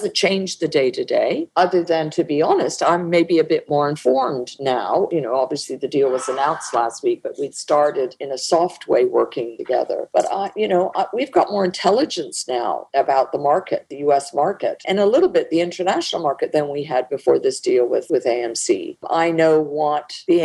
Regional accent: Canada

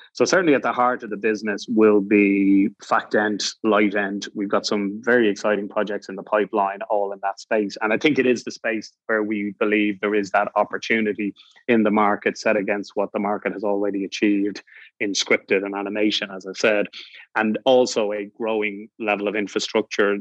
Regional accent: Ireland; we're the only English speaking country in the European Union

